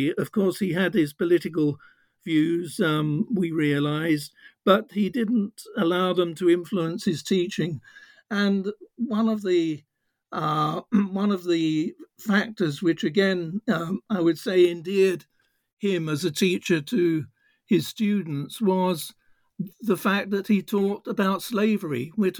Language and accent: English; London, United Kingdom; also born or lived in Norfolk; I was born in Norfolk, but at a very early age, my parents brought me to London. And I suppose you would call me a child of working class background.